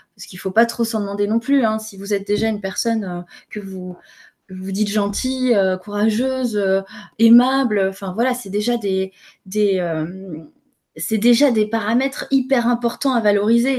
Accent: France; je suis française

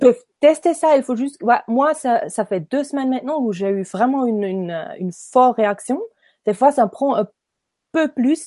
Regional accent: Nidwalden, Switzerland; French is a second language; moved away as an adult; also born or lived in Ireland / French-speaking Switzerland; je suis née à Nidwalden. C'est un petit village, euh, un petit canton en Suisse, au milieu du Suisse. Et puis, euh, je suis grandie à Nidwalden aussi

